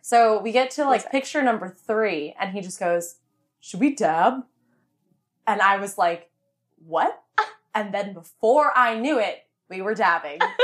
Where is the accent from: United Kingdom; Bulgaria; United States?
United States; Vienna, Virginia; I was from Vienna